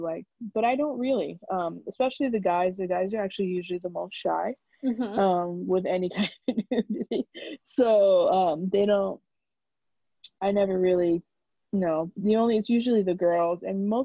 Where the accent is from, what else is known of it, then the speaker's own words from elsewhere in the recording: New York, United States; I'm from New York